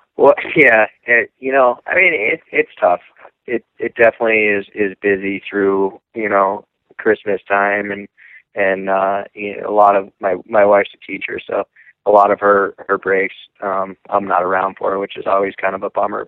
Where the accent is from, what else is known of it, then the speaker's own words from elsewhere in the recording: Lake Placid, New York, United States; I'm from Lake Placid, New York